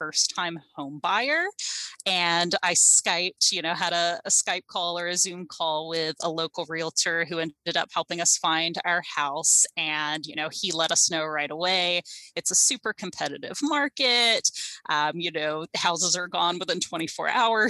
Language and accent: English; South Carolina, United States; also born or lived in Illinois; now in Tacoma, United States; I am originally from South Carolina, so I am a long way from home, but I moved to Tacoma from Illinois